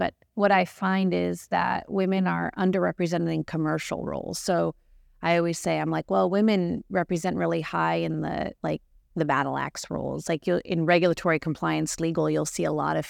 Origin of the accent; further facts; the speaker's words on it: California, United States; And I grew up in California.